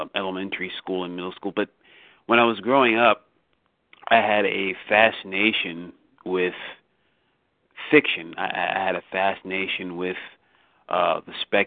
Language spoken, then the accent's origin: English; Philadelphia, Pennsylvania, United States; I grew up in Philadelphia, which is southeast Pennsylvania